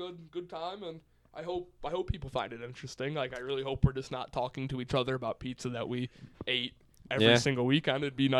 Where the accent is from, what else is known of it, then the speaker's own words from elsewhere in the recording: United States; As an American